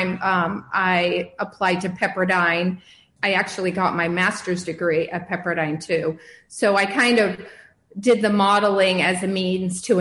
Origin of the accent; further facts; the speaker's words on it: Chicago, Illinois, United States; moved away as an adult; now in Pasadena, United States; I was born in Chicago suburbs, and I lived there until I went to college, and I moved to California